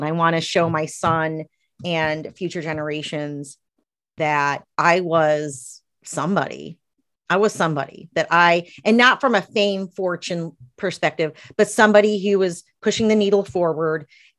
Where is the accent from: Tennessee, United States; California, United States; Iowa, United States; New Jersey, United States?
Tennessee, United States; born there; I was born in East Tennessee in probably the smallest town in Tennessee.